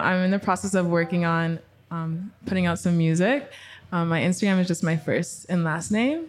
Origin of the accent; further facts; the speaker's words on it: Regina, Saskatchewan, Canada; moved away as an adult; now in Calgary, Canada; I was born in Regina. I moved to Calgary like 3 years ago.